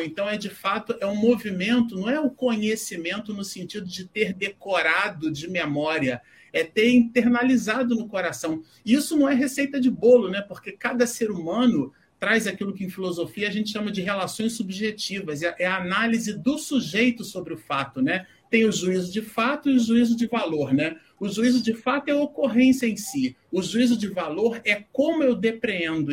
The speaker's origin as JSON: {"language": "Portuguese", "region": "Rio de Janeiro", "country": "Brazil", "moved": "yes", "lives_now": "São Paulo, Brazil", "said": "eu sou carioca também"}